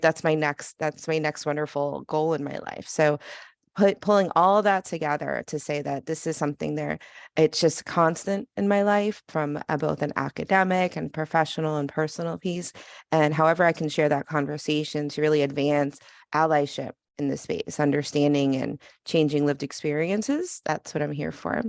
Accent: New York, United States; I'm from New York

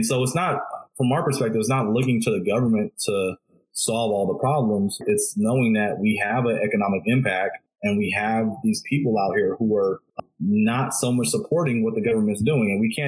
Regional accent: Belize; yeah, bro, you know, I'm from Belize, whatever.

